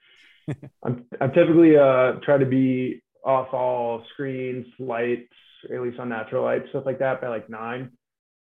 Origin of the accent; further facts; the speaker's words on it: Tampa, Florida, United States; Lifelong Florida man here. It's funny now, especially being from Tampa.